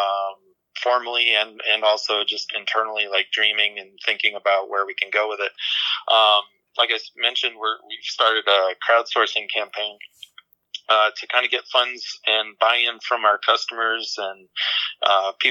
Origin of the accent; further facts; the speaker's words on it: New England, United States; moved away as an adult; also born or lived in upstate New York; now in Fountain Hills, United States; I grew up in New England